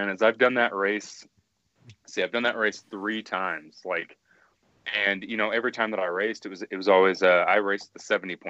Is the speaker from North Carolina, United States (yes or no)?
no; Evansville, Indiana, United States; moved away; I grew up in Evansville, Indiana.